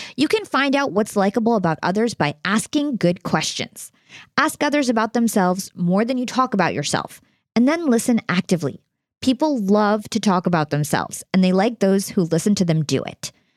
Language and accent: English; New Jersey, United States; We're both from New Jersey